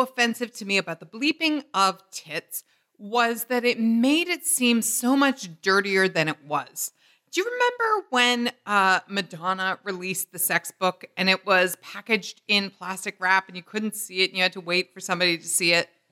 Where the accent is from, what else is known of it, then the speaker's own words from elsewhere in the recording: United Kingdom; growing up in Britain.